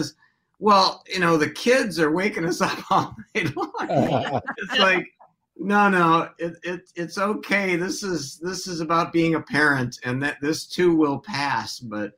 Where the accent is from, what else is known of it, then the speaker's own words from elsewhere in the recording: Hopkins, Minnesota, United States; also born or lived in Detroit; Well, I was actually born in Detroit, but my parents moved here about 6 months after I was born. So I grew up in Minnesota. I grew up in Hopkins.